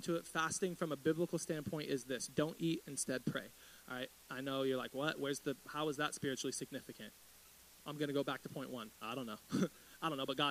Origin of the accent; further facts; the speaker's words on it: United States; I grew up in East Riverside